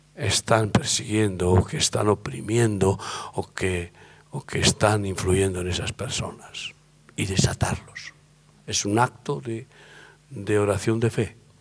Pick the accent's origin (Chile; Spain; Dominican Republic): Spain; como buen español y, medio vasco